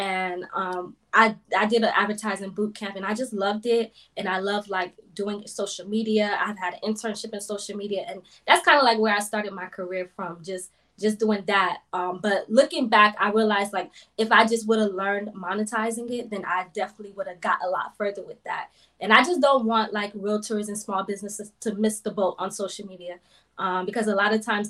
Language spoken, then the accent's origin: English; South Florida, United States; I'm originally from South Florida, born and raised.